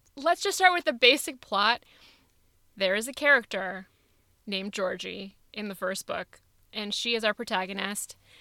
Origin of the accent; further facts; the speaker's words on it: California, United States; I'm Indian and from California